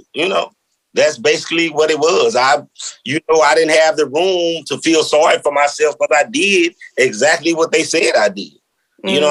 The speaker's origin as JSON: {"language": "English", "town": "St. Louis", "region": "Missouri", "country": "United States", "said": "I come from North St. Louis."}